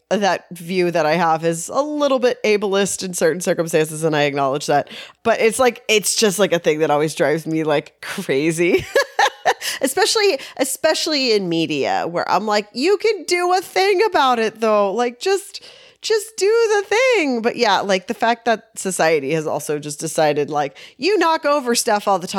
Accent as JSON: {"language": "English", "region": "Texas", "country": "United States", "moved": "yes"}